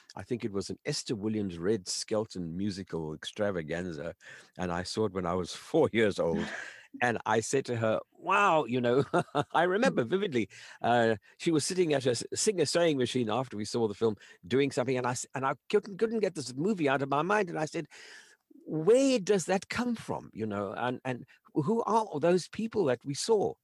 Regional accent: South Africa; I grew up in South Africa as an only child

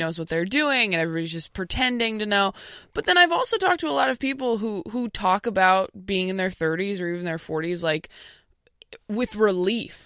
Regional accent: Temecula, California, United States; born or raised there; also born or lived in Modesto, California / Escalon, California

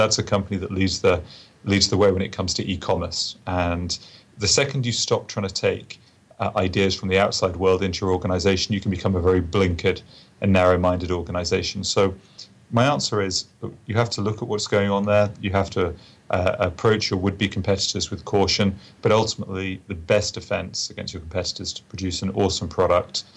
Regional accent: England, United Kingdom; moved away; me being an Englishman

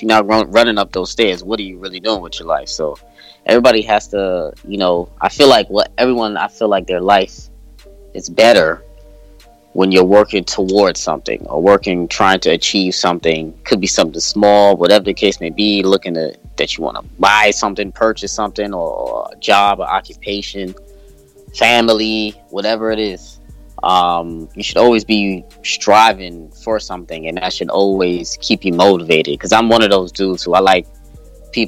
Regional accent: New York City, New York, United States; I grew up in Brooklyn, New York, Flatbush, Brooklyn, New York. Still live over here. Been here my whole life

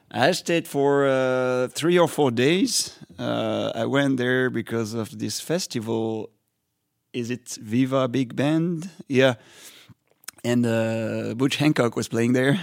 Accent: France; first language French; English is a second language; I come from France

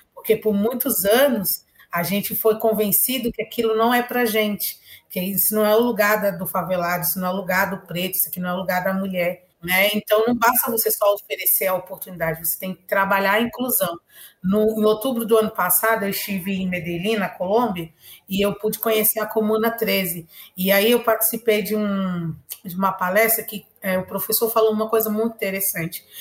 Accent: São Paulo, Brazil; also born or lived in Bahia; eu tenha crescido na favela, que eu sou nordestina

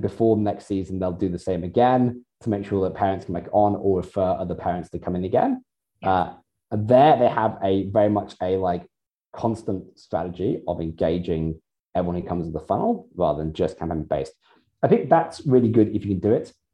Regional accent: United Kingdom; now in Australia; being in Australia, and I'm British

